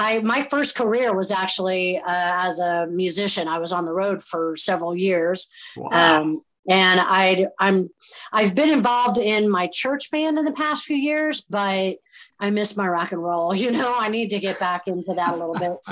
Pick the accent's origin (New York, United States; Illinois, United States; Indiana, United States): Indiana, United States; Southern; also born or lived in Chicago / Philadelphia; now in Southwest Florida, United States; I'm originally from Southern Indiana